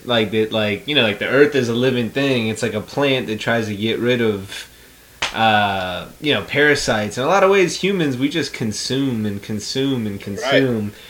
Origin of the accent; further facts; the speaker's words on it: United States; Being American